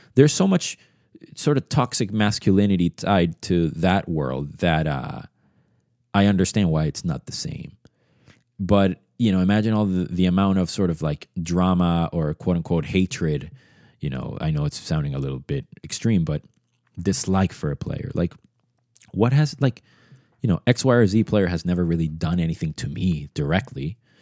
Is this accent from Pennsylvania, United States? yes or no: no; Boston, Massachusetts, United States; English is a second language; also born or lived in Venezuela; I grew up um, from Venezuela, but I grew up in Boston